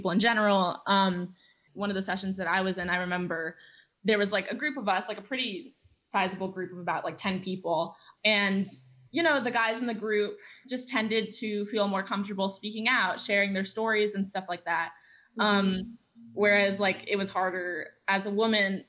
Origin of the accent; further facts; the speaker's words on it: Los Angeles, California, United States; I'm 18 years old and I'm from Los Angeles.